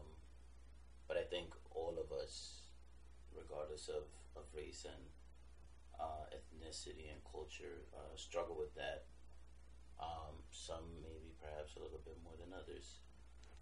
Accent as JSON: {"language": "English", "country": "Colombia", "said": "I'm Colombian"}